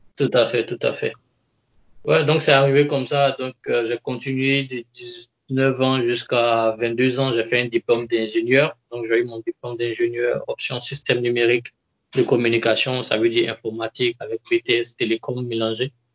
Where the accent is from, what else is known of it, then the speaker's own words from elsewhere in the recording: Côte d’Ivoire; moved away as an adult; now in Japan; Je suis d'origine ivoirienne. Je suis ivoirien